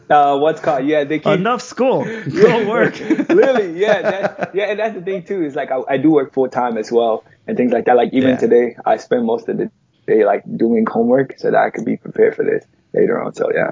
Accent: Chicago, Illinois, United States; also born or lived in Ghana; I was raised in Chicago, Illinois

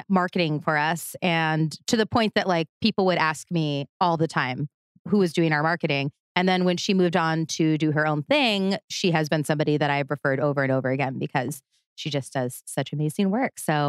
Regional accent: California, United States; I'm from California

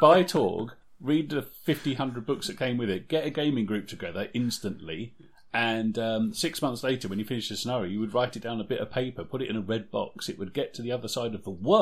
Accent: United Kingdom; we're British

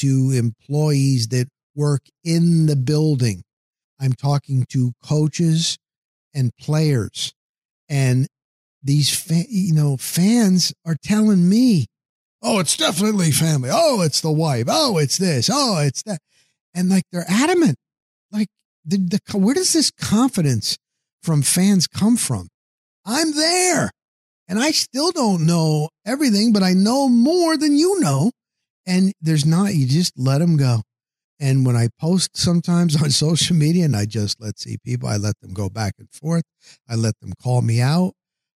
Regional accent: New Jersey, United States; moved away as an adult; I'm from the New Jersey area

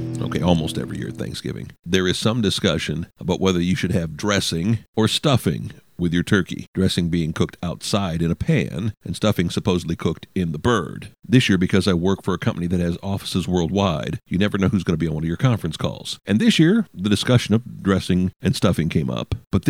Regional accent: the North, United States; moved away; also born or lived in the South (US); I grew up in the North. I didn't come to the South until the late 70s and then been back and forth.

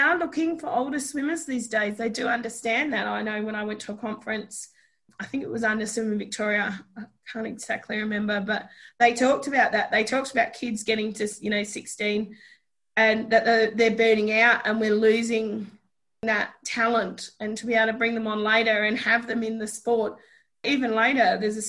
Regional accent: New Zealand; I'm Kiwi and I know I get the same thing. If I talk to my family, I pick it up really quick.

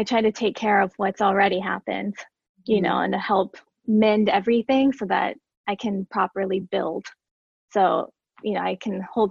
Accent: Seneca, South Carolina, United States; I grew up in Seneca, South Carolina, which is like very, very tiny.

